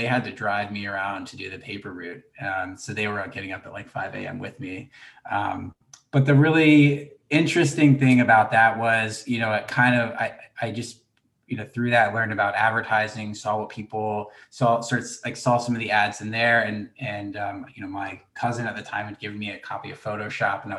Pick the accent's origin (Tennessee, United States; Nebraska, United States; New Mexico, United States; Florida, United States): Florida, United States; Gainesville; moved away; I grew up in Gainesville, Florida